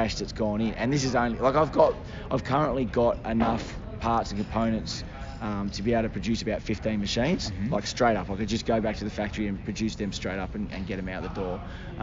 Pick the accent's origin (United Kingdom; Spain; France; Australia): Australia; we're Australian